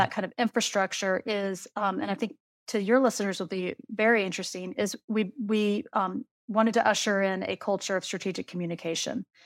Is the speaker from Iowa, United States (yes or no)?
yes; Iowa, United States; now in Kentucky, United States; she's from my hometown. We are from the exact same hometown. And it might be kind of interesting to know that when I learned how to play women's basketball, we were still playing six on six in Iowa